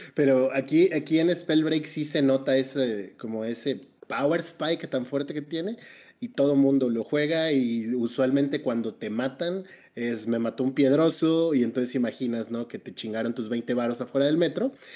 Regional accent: Mexico; como mexicano

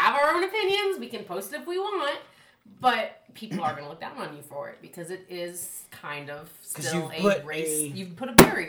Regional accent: Italy; moved away; I grew up in Italy.

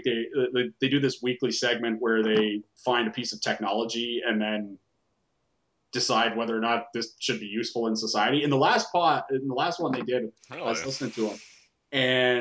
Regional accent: Ontario, Canada; We're Canadian up here

